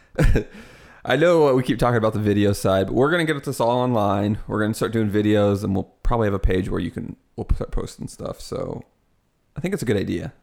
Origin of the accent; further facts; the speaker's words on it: Midwest, United States; Because I'm from the Midwest and we have a lot of corn